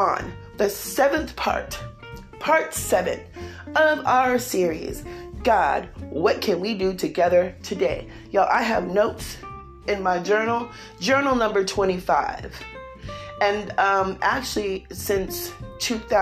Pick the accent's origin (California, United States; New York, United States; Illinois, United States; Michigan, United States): California, United States; accent: California; I'm from California